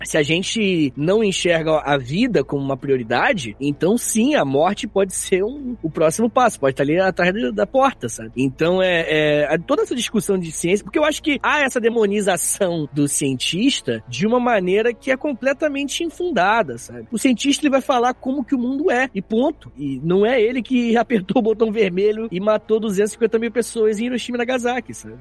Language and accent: Portuguese; Angra dos Reis, Rio de Janeiro, Brazil; eu sou de Angra, sou de Angra dos Reis, lá pela usina